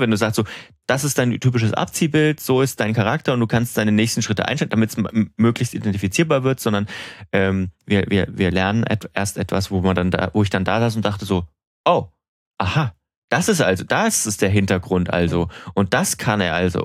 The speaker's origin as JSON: {"language": "German", "country": "Germany", "said": "bei uns in Deutschland"}